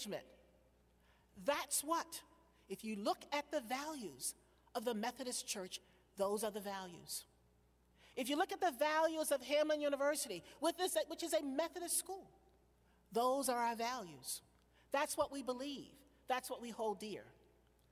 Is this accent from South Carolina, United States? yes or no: no; Virginia, United States; moved away; I'm from Virginia